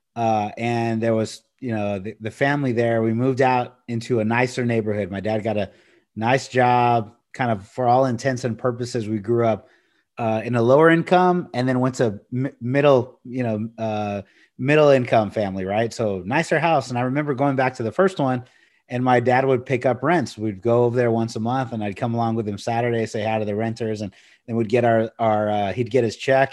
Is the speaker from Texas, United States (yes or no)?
yes; Corpus Christi, Texas, United States; I grew up in Corpus Christi, uh, near the beach